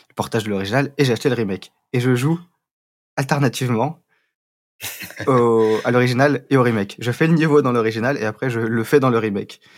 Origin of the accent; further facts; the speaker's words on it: Paris, Île-de-France, France; Parisien, ah bah moi aussi, et Rafik aussi. Donc on est tous parisiens.